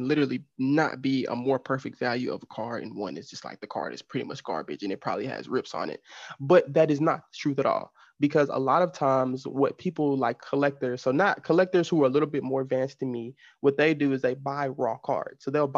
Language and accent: English; Dallas, Texas, United States; I saw him play like because I'm from Dallas.